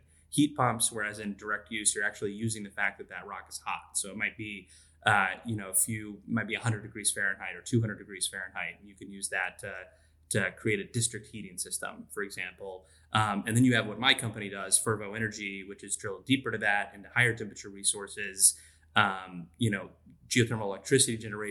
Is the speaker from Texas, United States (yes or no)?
yes; Texas, United States; also born or lived in Tulsa, Oklahoma; So I'm from Texas. I grew up in Texas